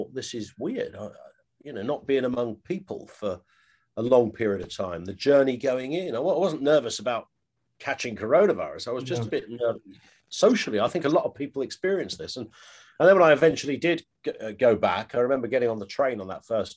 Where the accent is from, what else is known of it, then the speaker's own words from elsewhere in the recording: Ashford, South East England, United Kingdom; also born or lived in Scunthorpe / London; now in Sevenoaks, United Kingdom; I was born in Scunthorpe, and then was spectacularly removed from mighty Scunny at the age of about two or three, down to Ashford in Kent, and I've kind of been Kent, London-based sort of ever since